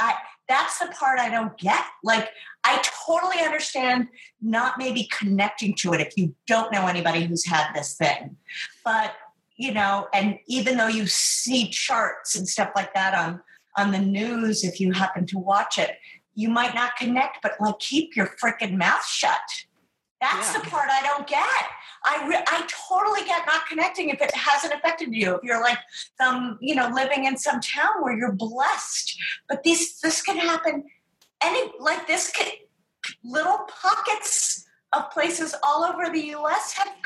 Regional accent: New York, United States; as a New Yorker

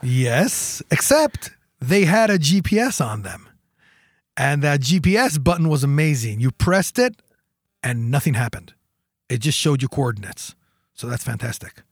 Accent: Jerusalem, Jerusalem District, Israel; born and raised in Jerusalem.

